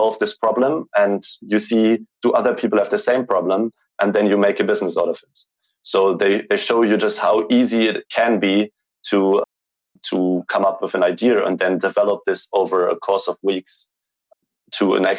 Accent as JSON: {"language": "English", "country": "Germany", "tie": "born or raised there", "second_language": "English", "said": "Growing up in Germany, I always was thinking that you can just make a company if it's like a multi-million dollar company."}